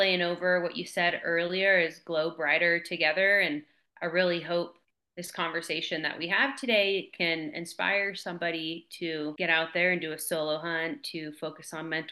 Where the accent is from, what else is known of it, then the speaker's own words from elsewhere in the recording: West Coast, United States; also born or lived in Columbia River area; now in Montana, United States; I grew up on the West Coast, really small town, and we were really reliant off the land